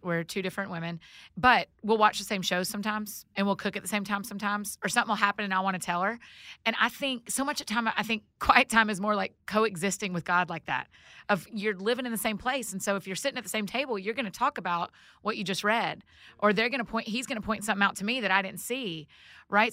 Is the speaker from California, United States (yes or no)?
no; Georgia, United States; I'm from Georgia